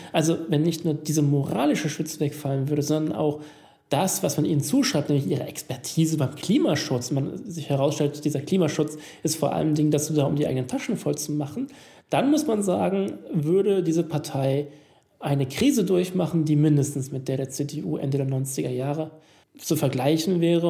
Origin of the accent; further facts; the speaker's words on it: Italy; hier als Italiener